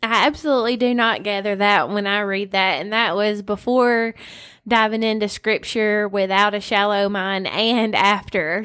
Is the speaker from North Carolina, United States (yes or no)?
no; West Tennessee, United States; born or raised there